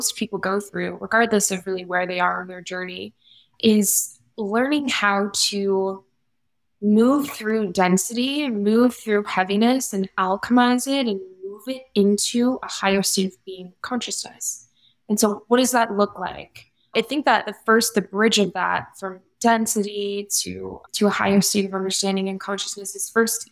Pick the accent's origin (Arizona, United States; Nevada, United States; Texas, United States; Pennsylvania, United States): Nevada, United States; Las Vegas; based here in Las Vegas, born and raised.